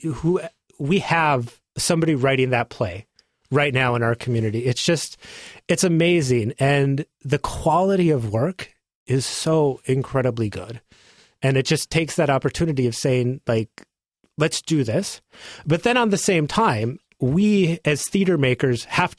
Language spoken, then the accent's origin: English; Drake, North Dakota, United States; moved away as an adult; now in Portland, United States; my hometown of Drake, North Dakota